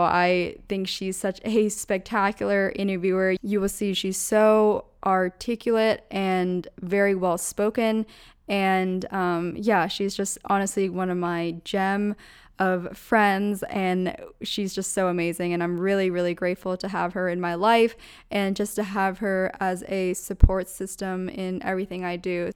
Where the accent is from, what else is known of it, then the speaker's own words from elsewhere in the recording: Pennsylvania, United States; moved away; my hometown in Pennsylvania